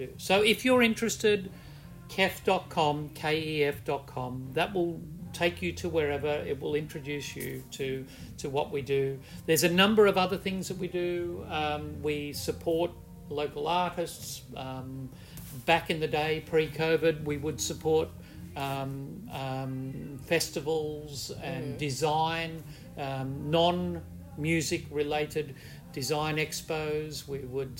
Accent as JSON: {"language": "English", "country": "Australia", "also_born_or_lived": "China", "moved": "as an adult", "lives_now": "Hong Kong", "said": "I'm an Australian citizen"}